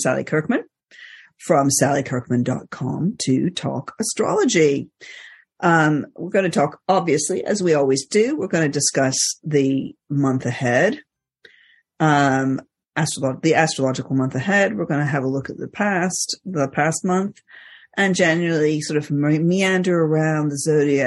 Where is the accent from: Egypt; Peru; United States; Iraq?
Egypt; moved away; I grew up in Egypt